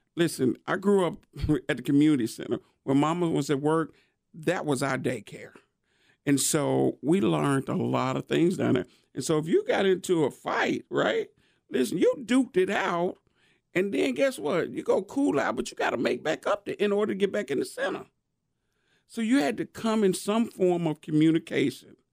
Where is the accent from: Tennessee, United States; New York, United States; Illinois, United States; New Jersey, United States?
Tennessee, United States; Nashville; born and raised in East Nashville